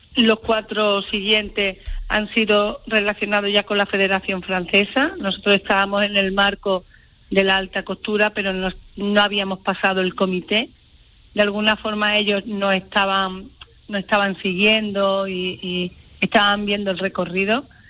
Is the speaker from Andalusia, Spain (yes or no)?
yes; Andalusia, Spain; orgullo ser andaluza, ser mujer, ser gitana